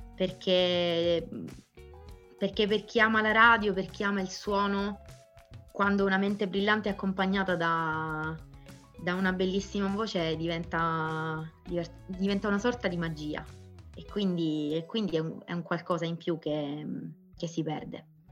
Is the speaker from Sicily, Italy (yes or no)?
yes; Sicily, Italy; io sono, sono siciliana